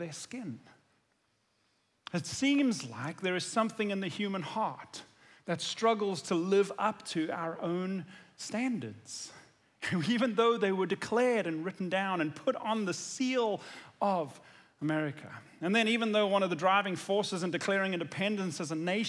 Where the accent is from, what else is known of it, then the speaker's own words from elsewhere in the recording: South Africa; now in United States; as a South African who wasn't born here, but who has lived here for many years now